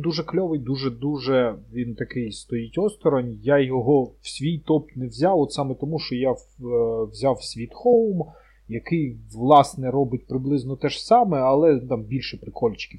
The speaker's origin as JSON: {"language": "Ukrainian", "country": "Ukraine", "said": "ми з України"}